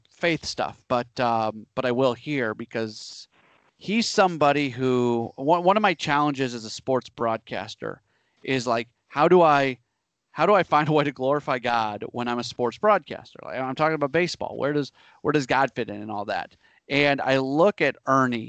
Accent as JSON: {"language": "English", "town": "St. Louis", "region": "Missouri", "country": "United States", "tie": "born or raised there", "said": "growing up in St. Louis"}